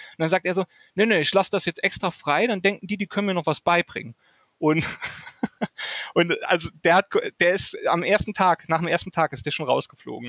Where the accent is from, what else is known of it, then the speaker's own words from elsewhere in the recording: Saarland, Germany; now in Wiesbaden, Germany; ich komme ursprünglich aus dem Saarland. Das war mhm. äh, in, in Burbach